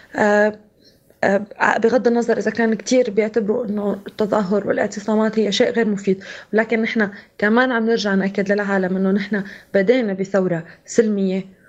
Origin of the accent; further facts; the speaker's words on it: Syria; moved away; نحن كسوريين